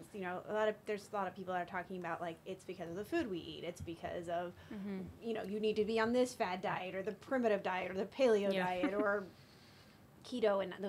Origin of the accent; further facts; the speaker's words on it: Virginia, United States; moved away; I'm from Virginia